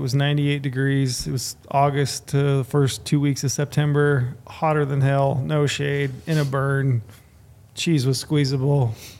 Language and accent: English; Utah, United States; We're from Utah.